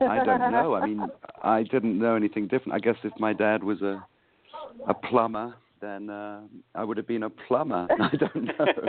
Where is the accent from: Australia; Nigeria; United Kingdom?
United Kingdom; East Anglia, East of England; also born or lived in London; Well, I was born in London, and then we moved out to East Anglia, to the county of Suffolk, which is kind of East Anglia.